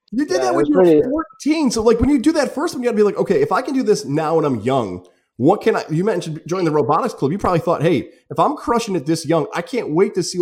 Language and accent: English; Niskayuna, New York, United States; I grew up in Niskayuna.